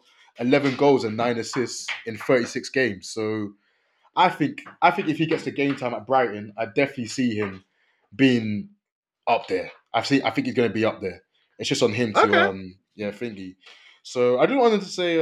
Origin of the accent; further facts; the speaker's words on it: Côte d’Ivoire; I'm from Ivory Coast